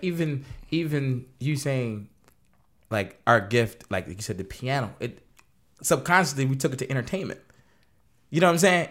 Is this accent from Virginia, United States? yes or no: no; Wilmington, Delaware, United States; we're both from Delaware. From Wilmington, Delaware